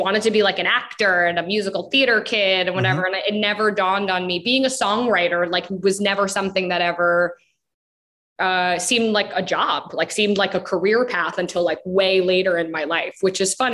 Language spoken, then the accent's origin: English; Long Island, New York, United States; I grew up on Long Island.